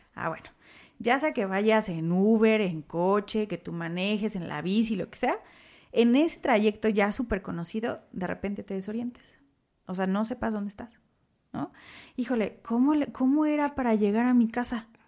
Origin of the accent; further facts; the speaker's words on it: Mexico; como buen mexicano